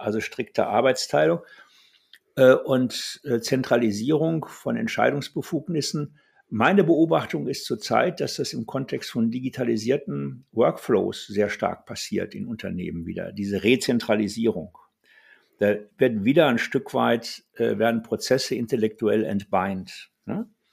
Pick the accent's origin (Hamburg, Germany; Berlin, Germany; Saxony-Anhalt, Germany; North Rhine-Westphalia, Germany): North Rhine-Westphalia, Germany; Ruhr area; moved away as an adult; also born or lived in Karlsruhe; ich bin im Ruhrgebiet groß geworden, in einem klassischen Bergarbeiterhaushalt